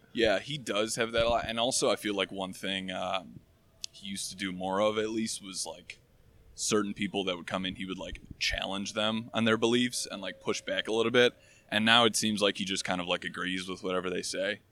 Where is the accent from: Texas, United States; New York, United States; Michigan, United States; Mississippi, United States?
Michigan, United States; now in Chicago, United States; I'm from Michigan originally, uh, and I live in Chicago right now